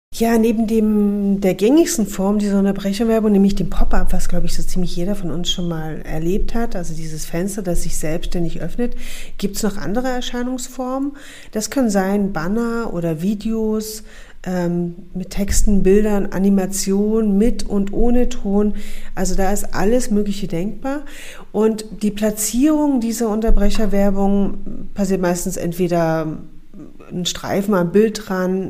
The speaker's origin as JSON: {"language": "German", "region": "Saxony", "country": "Germany", "tie": "born or raised there", "moved": "yes", "said": "Ich bin in Sachsen geboren und aufgewachsen und seit zehn Jahren wieder zurück in meine Heimat"}